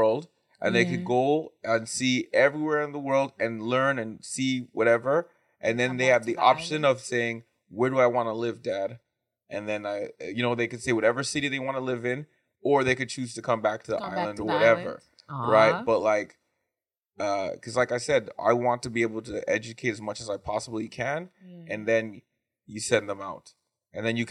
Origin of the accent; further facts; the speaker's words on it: Canada; me as a Canadian not from Fiji